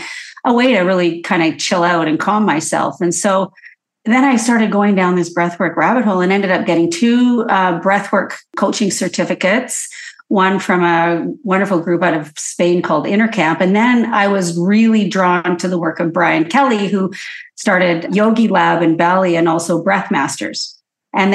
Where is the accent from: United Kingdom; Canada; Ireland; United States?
Canada; Edmonton, Alberta; now in Vancouver, Canada; I'm born and raised in Edmonton, Alberta, moved to Vancouver quickly